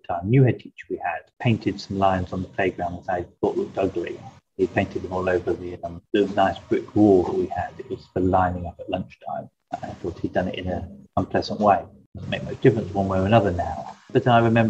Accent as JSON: {"language": "English", "town": "Lewes", "region": "South East England", "country": "United Kingdom", "tie": "born or raised there", "lives_now": "Brighton, United Kingdom", "said": "I was raised in Lewes, mainly, where I went to the local primary school in Lewes"}